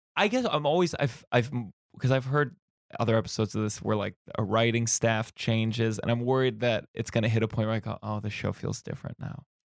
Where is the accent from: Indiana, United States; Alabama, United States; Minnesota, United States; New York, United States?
New York, United States; as a New Yorker